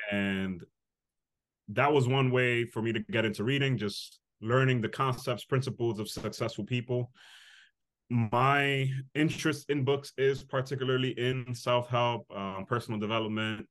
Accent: New York City, New York, United States; I grew up in the Bronx, the inner city

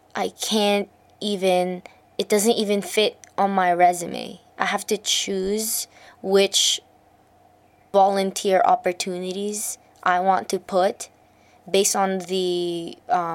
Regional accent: Alberta, Canada; I made resumes before the required CALM curriculum for Alberta in Canada, because I'm from Canada

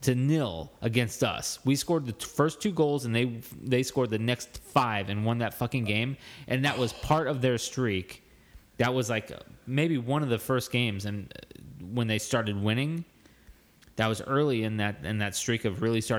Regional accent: United States; as an American fan, I wasn't tactical. I didn't understand the tactics.

